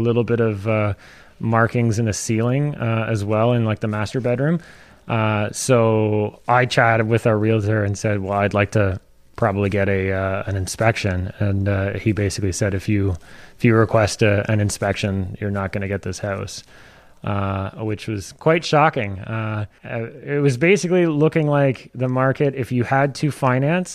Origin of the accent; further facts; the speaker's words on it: Tweed, Ontario, Canada; I grew up in Tweed, Ontario, which is actually just about a half hour north of Belleville here